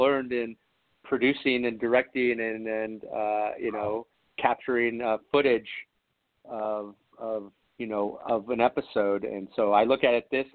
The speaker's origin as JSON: {"language": "English", "town": "San Dimas", "region": "California", "country": "United States", "tie": "born or raised there", "lives_now": "San Diego, United States", "said": "I was born and raised in, you know, in California"}